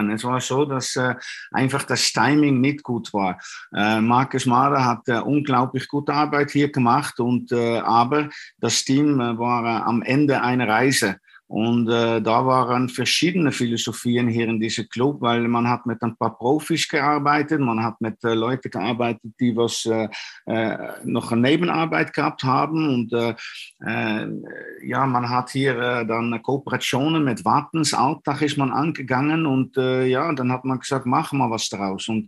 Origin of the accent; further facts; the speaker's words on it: Dornbirn, Vorarlberg, Austria; Äh, es war auch nicht so weit von, äh, von meiner Heimat, von Dornbirn.